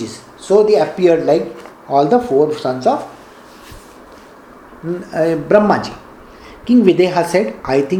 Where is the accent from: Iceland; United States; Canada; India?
India